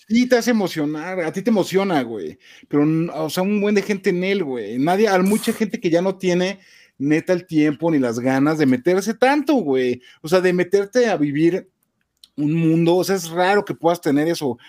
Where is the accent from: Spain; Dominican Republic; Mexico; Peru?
Mexico